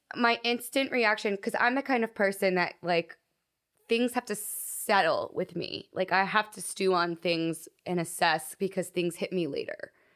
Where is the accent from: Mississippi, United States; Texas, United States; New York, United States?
Texas, United States; moved away as an adult; now in Los Angeles, United States; I hated my hometown